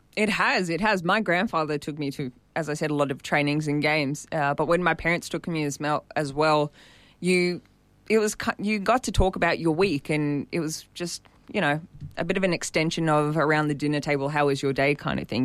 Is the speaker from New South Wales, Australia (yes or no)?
yes; Sydney, New South Wales, Australia; I grew up in Warunga, and I'm still there